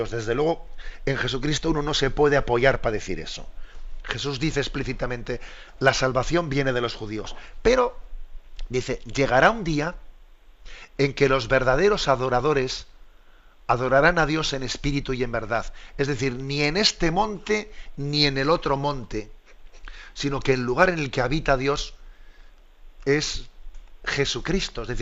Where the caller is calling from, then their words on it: Granada, Andalusia, Spain; de Granada.